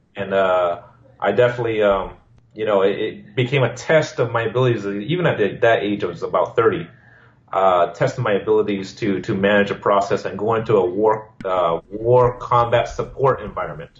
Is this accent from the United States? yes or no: yes; Hawaii, United States; moved away as an adult; my hometown